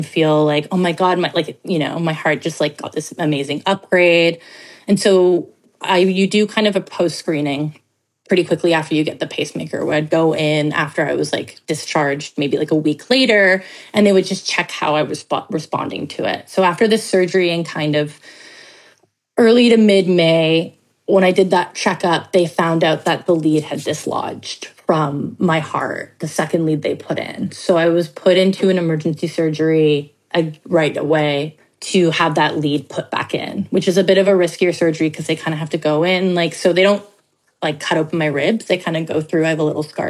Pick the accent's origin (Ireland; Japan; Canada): Canada; Toronto, Ontario; I grew up in Toronto